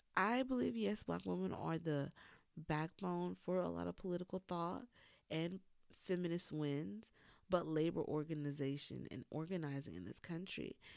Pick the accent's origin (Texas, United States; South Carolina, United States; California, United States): South Carolina, United States; Lowcountry; moved away; also born or lived in Atlanta, Georgia; growing up in the Low Country as a Geechee